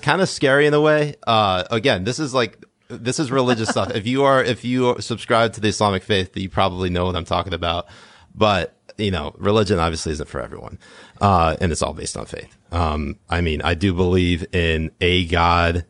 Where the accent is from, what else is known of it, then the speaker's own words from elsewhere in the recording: New England, United States; I grew up in New England